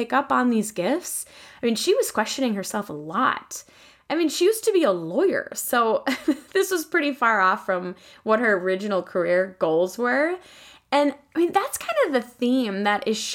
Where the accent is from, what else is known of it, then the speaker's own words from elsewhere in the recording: Sauk Centre, Minnesota, United States; my hometown of Sauk Center, Minnesota